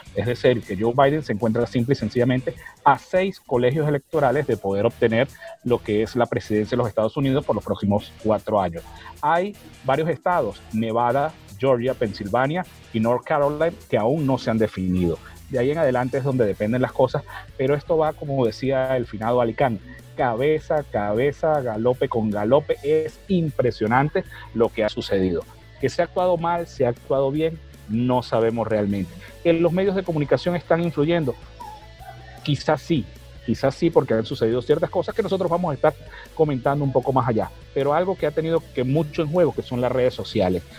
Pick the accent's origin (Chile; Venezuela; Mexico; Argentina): Venezuela; nosotros como venezolanos